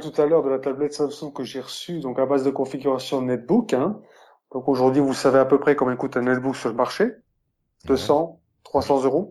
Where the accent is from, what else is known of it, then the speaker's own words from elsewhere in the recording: Switzerland; chez nous en Suisse